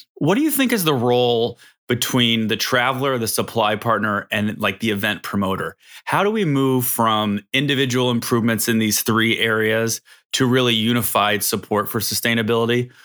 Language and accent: English; Chicago, Illinois, United States; I'm from Chicago